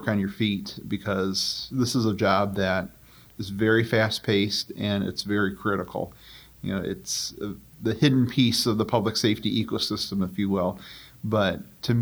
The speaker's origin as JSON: {"language": "English", "town": "Milan", "region": "Michigan", "country": "United States", "tie": "born or raised there", "said": "in Milan, my hometown."}